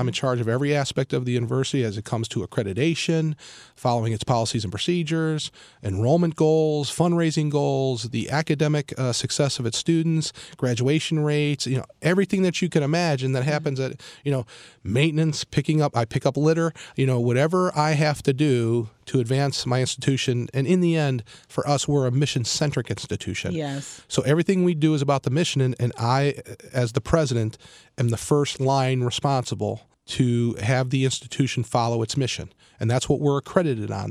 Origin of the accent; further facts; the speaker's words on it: Cleveland, Ohio, United States; moved away as an adult; now in South Florida, United States; born and raised in Cleveland, uh, family of 7